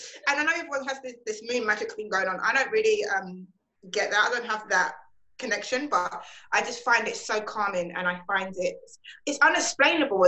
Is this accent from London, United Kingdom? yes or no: yes; London, United Kingdom; So I was born in London, UK, and I'm still here in London, UK, in lockdown mode.